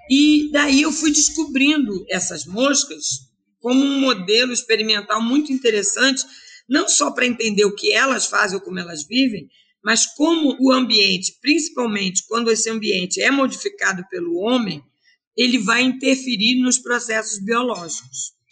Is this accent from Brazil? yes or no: yes; Rio de Janeiro, Brazil; Eu venho do Rio de Janeiro e eu nunca imaginei que seria tão bom vir para a Amazônia.